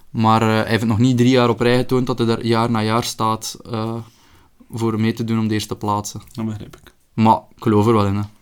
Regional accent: Belgium; Maar als Belg zijnde, ik weet niet echt allemaal.

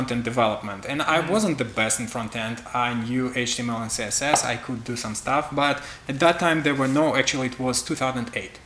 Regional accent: Belarus; English is a second language; I'm from Belarus

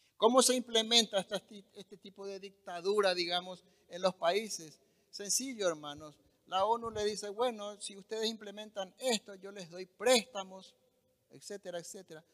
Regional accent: Paraguay; nuestro país

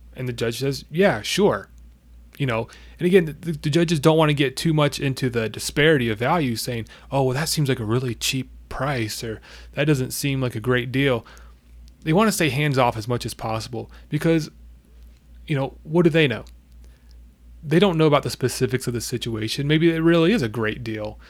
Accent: United States; we're American

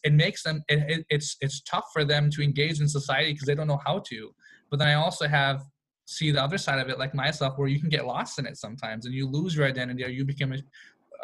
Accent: Rochester, Minnesota, United States; also born or lived in North Dakota; I grew up in a very white high school, like elementary school, middle school, high school, Rochester, Minnesota

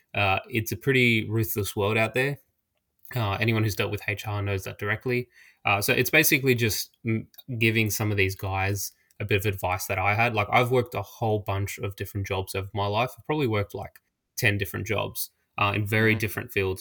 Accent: Australia; I'm Australian and life can be pretty expensive here

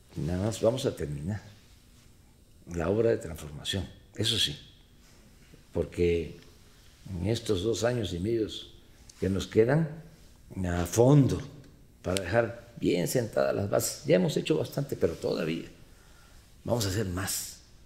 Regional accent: Tepetitán, Tabasco, Mexico; En mi pueblo, en Tepetitán

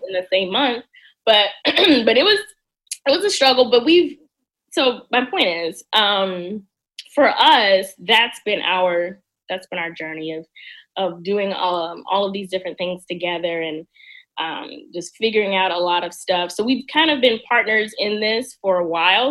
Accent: Mississippi, United States; moved away as an adult; now in Washington, D.C., United States; mississippi i love my home state

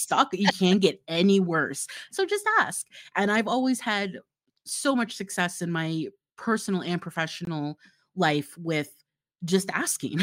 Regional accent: Florida, United States; now in Utah, United States; I grew up in Florida, and currently I live in Utah

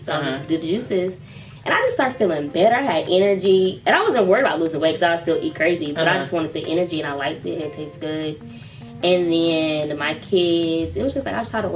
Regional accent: Las Vegas, Nevada, United States; I'm from Las Vegas, born and raised all my life.

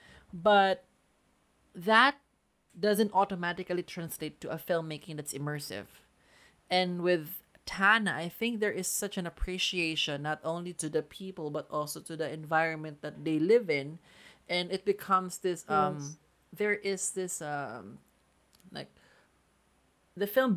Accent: Philippines; we're Filipino

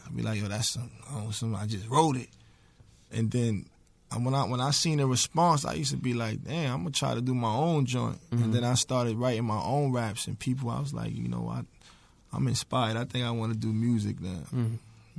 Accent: New York City, New York, United States; growing up in the Bronx

